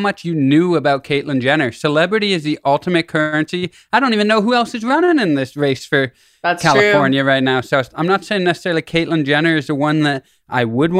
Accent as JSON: {"language": "English", "town": "Toronto", "region": "Ontario", "country": "Canada", "tie": "born or raised there", "said": "I grew up in Toronto or close to it, so we were Buffalo Bills fans."}